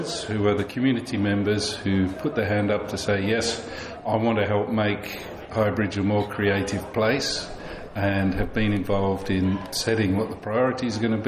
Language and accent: English; Tasmania, Australia; moved away as an adult; also born or lived in Sydney; now in Somerset, United Kingdom; No, I'm from Australia. I originally grew up in Tasmania and lived most of my life in Sydney.